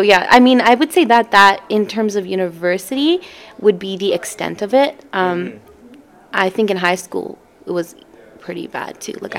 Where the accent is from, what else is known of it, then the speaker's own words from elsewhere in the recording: Canada; growing up in Canada